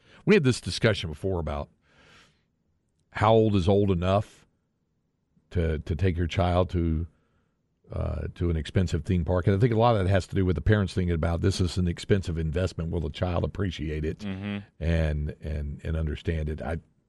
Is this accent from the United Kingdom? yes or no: no; North Carolina, United States; I grew up in North Carolina, so we didn't have Major League Baseball around us.